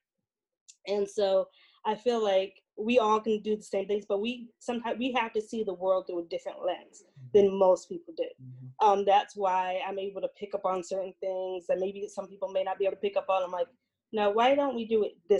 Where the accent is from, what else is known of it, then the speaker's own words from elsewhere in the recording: Albany, New York, United States; now in Central Falls, United States; I am originally from Albany, New York